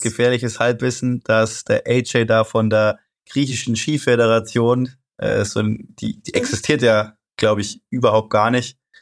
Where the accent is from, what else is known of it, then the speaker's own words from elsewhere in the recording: Germany; Wir Deutschen